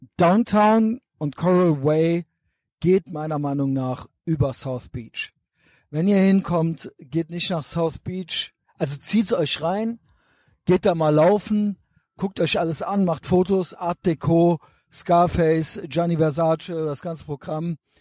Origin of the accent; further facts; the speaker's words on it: Germany; Ich bin ja auch Deutscher